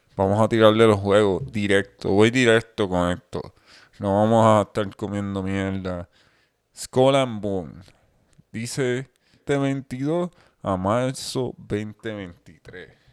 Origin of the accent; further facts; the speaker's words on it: Puerto Rico; nosotros somos de Puerto Rico